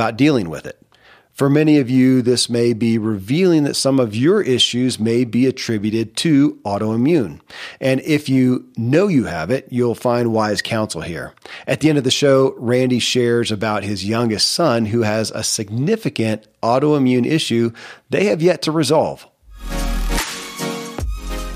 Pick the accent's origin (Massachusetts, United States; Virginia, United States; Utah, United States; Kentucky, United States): Kentucky, United States; I grew up in Kentucky where horse racing and bourbon are famous